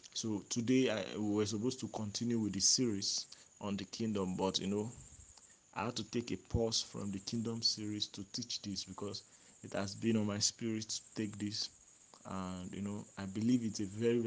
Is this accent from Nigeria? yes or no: yes; Nigeria; being born a Nigerian